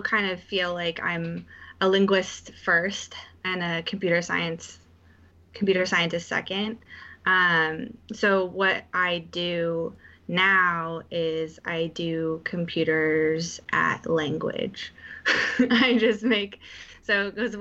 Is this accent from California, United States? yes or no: yes; Menlo Park, California, United States; moved away as an adult; also born or lived in Boston; now in New York City, United States; I grew up in Menlo Park